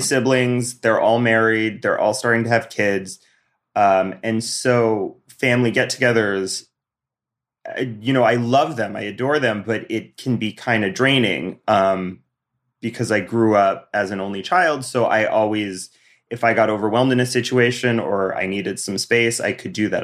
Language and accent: English; Bozeman, Montana, United States; moved away; I'm from Bozeman